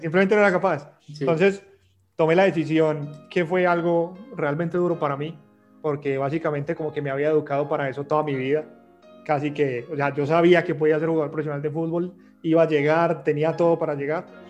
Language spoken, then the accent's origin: Spanish; Colombia; Como latinoamericanos y como colombianos